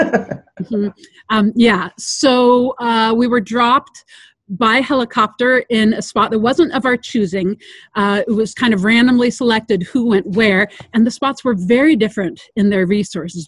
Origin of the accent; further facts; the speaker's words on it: Sierra Nevada foothills, California, United States; also born or lived in Loomis, California; I grew up uh, in the environment you're seeing back behind me, so in the Sierra Nevada foothills